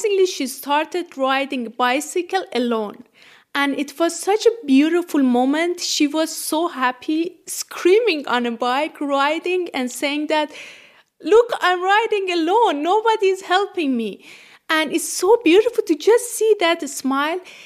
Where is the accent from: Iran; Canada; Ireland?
Iran; English is a second language; moved away as an adult; now in Freiburg, Germany; I'm from Iran originally and doing my PhD here in Freiburg.